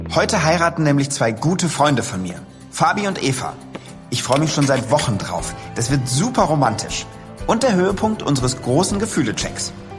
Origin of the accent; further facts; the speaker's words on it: Mainz, Rhineland-Palatinate, Germany; also born or lived in Bad Kreuznach; ich bin in Mainz geboren und, ähm, auch dort zur Grundschule gegangen, in Mainz-Bretzenheim. Und als wir, als ich zehn Jahre alt war, sind wir aber aufs Land gezogen. Und dann bin ich in Bad Kreuznach oder Umgebung von Bad Kreuznach aufgewachsen